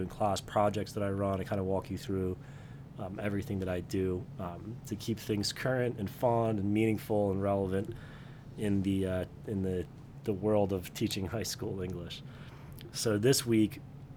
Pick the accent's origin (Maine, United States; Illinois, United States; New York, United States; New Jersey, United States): New Jersey, United States; I grew up in South Jersey